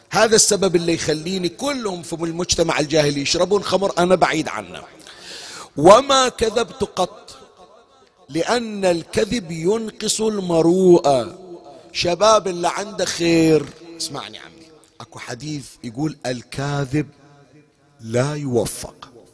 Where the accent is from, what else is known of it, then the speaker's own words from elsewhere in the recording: Bahrain; عندنا بكل الحسينيات عندنا بالبحرين